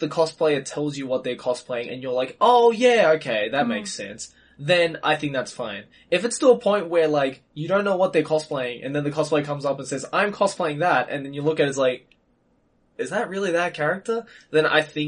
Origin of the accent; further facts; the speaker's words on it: Sydney, New South Wales, Australia; I grew up in Australia and in Sydney